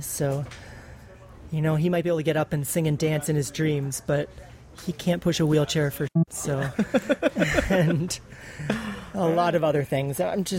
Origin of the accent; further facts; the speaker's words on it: Toronto, Ontario, Canada; I'm 31. I'm from Toronto, Canada